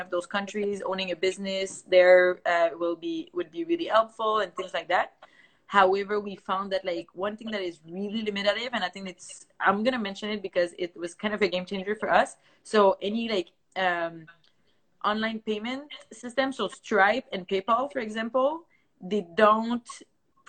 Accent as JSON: {"language": "English", "region": "Quebec", "country": "Canada", "first_language": "French", "second_language": "English", "said": "we're from Quebec, Canada."}